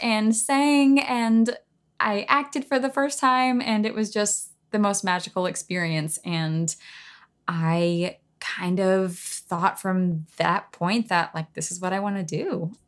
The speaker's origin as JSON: {"language": "English", "town": "Knoxville", "region": "Tennessee", "country": "United States", "tie": "born or raised there", "said": "high school in my hometown of Knoxville"}